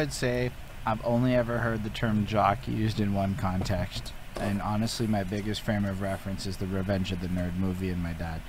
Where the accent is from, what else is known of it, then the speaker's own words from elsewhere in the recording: Montreal, Quebec, Canada; growing up in Montreal.